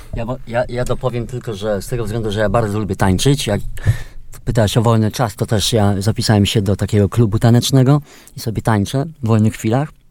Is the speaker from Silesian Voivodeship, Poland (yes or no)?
no; Subcarpathian Voivodeship, Poland; Ja jestem z Podkarpacia